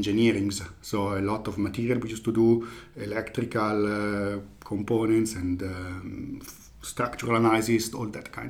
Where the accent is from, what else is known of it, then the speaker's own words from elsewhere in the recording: Lombardy, Italy; I am from a small village in the countryside of Bergamo. Bergamo is in Lombardy, so it's north of Italy, close to Milan.